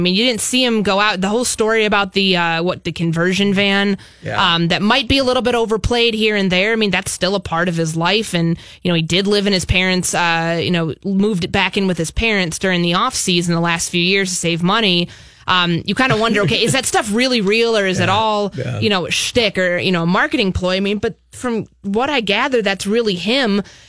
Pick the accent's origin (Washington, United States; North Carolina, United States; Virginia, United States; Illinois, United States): Illinois, United States; Chicago; also born or lived in Bay Area, United States; I'm from Chicago originally, so I love the Midwest.